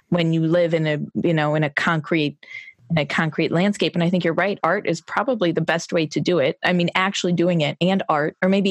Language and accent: English; Detroit, Michigan, United States; moved away; I'm actually from Detroit